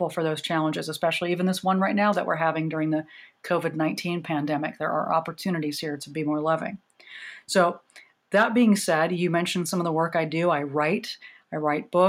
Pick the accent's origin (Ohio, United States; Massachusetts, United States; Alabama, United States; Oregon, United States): Oregon, United States; I grew up in Oregon, came out in the 80s when, you know, I was the only lesbian at my high school